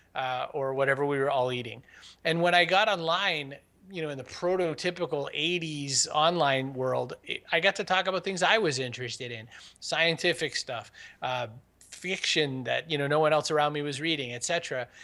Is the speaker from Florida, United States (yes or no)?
no; Maine, United States; I was raised in Maine